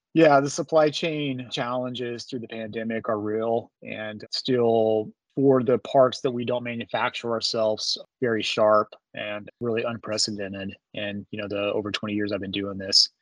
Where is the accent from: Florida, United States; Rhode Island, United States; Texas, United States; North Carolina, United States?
Texas, United States; Amarillo; Grew up in Texas, primarily in the Panhandle of Texas, around Amarillo